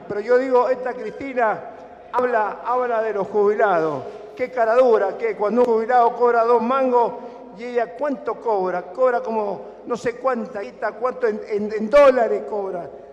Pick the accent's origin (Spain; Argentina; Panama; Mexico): Argentina; soy argentino